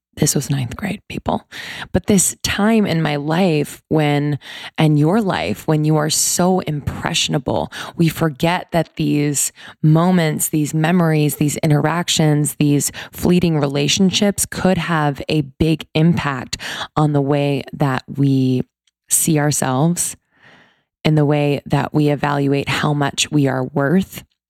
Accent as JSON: {"language": "English", "region": "East Coast", "country": "United States", "tie": "born or raised there", "said": "I grew up on the East Coast"}